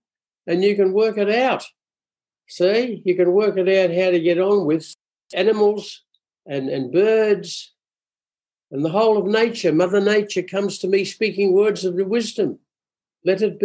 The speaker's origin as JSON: {"language": "English", "town": "Glasgow", "region": "Scotland", "country": "United Kingdom", "said": "I'm a Glaswegian"}